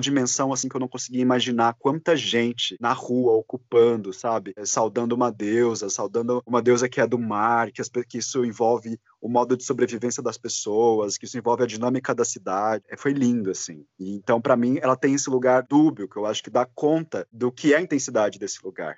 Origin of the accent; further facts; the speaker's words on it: Goiás, Brazil; now in São Paulo, Brazil; meus documentos eram de Goiás, eu sou de Goiás